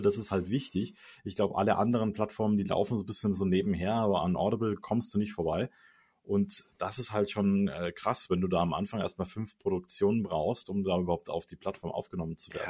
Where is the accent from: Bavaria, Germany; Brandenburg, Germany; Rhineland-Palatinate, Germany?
Bavaria, Germany; Munich; also born or lived in Stuttgart area; als Münchner sage ich